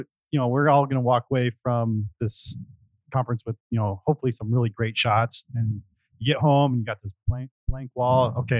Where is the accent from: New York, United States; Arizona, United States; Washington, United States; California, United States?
Arizona, United States; Phoenix; I'm from Phoenix